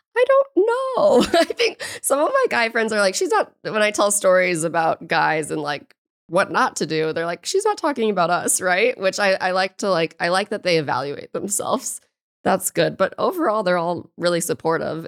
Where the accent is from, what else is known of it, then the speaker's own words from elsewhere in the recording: St. Louis, Missouri, United States; I'm from Saint Louis, Missouri